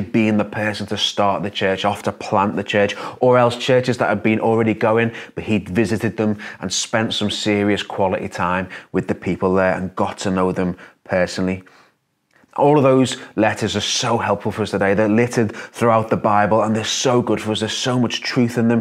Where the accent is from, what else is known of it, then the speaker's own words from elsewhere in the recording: Liverpool, North West England, United Kingdom; as a Scouser